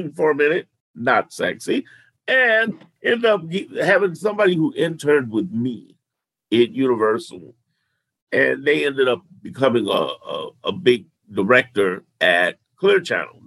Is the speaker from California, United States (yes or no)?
no; Chicago, Illinois, United States; also born or lived in New York; I'm a native. I was born in New York, raised in Chicago